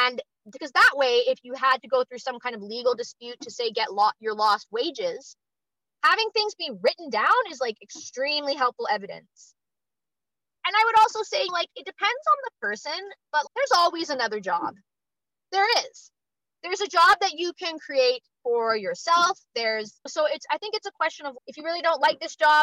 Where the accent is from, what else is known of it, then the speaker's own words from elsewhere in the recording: Canada; I'm also Canadian